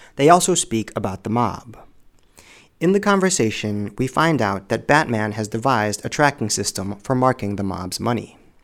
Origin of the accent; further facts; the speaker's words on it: Illinois, United States; also born or lived in Los Angeles, United States; my home state of Illinois